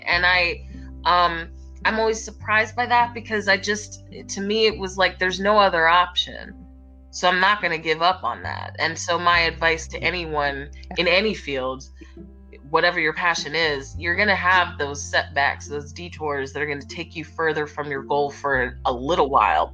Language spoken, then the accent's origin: English; Philadelphia, Pennsylvania, United States; my hometown and just kind of chilling with the Philly people.